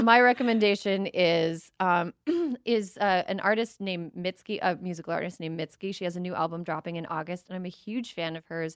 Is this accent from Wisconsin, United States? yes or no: yes; Wisconsin, United States; I grew up in the Minneapolis-Saint Paul area, but across the border in Wisconsin